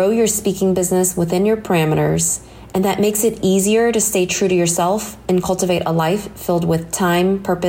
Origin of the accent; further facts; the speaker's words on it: Dallas, Texas, United States; I'm from Dallas, Texas.